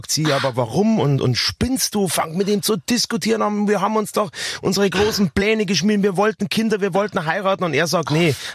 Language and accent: German; Bavaria, Germany; bitte, ich bin ein Bayer, ich kann das schon von vornherein.